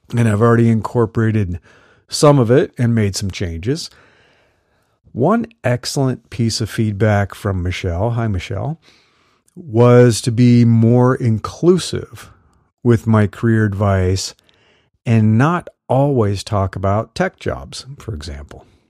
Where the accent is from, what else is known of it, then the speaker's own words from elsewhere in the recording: Midwest, United States; I grew up in the Midwest